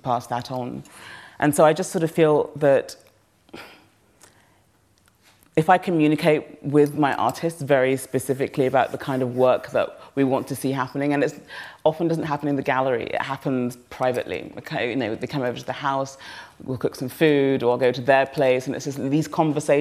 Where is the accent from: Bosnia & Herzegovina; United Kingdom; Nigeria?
Nigeria; I'm so Nigerian